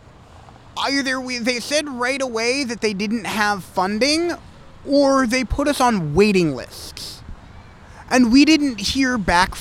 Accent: Michigan, United States; I was originally from Michigan

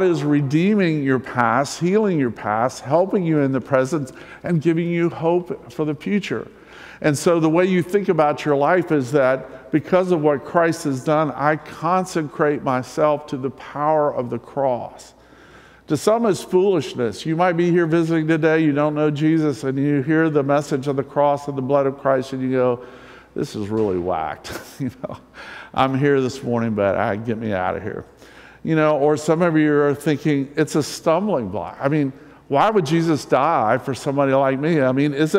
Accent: the South, United States; I'm from the South. I grew up in the South.

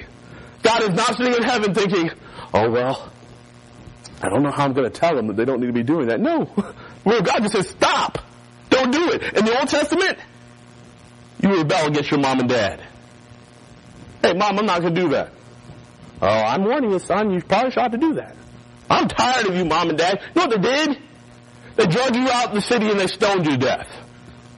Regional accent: North Carolina, United States; moved away; also born or lived in Florida; growing up in North Carolina, we had hurricanes

